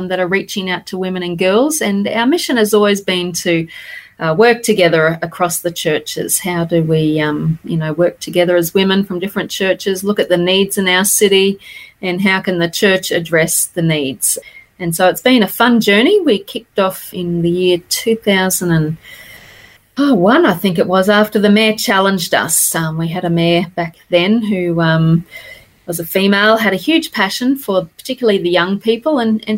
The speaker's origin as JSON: {"language": "English", "town": "Toowoomba", "region": "Queensland", "country": "Australia", "tie": "born or raised there", "also_born_or_lived": "Fiji / Dallas, Texas", "said": "I was born here in Toowoomba, born and bred, grew up here"}